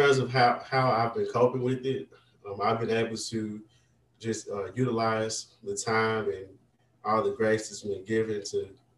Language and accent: English; Vicksburg, Mississippi, United States; an elementary school in Vicksburg, my hometown.